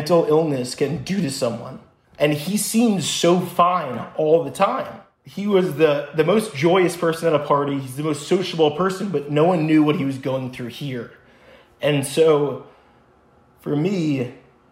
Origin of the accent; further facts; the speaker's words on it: New Jersey, United States; moved away as an adult; also born or lived in Israel; I grew up in New Jersey.